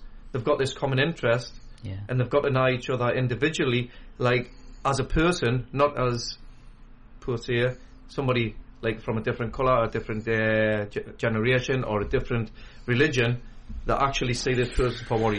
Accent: Newcastle upon Tyne, North East England, United Kingdom; I'm from the West End, Newcastle. I was born and bred in Scotswood.

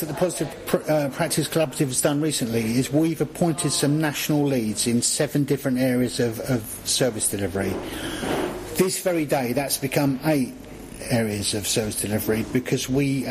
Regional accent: London, United Kingdom; accent: southern; moved away as an adult; also born or lived in Crook, North East England; London. It's my hometown

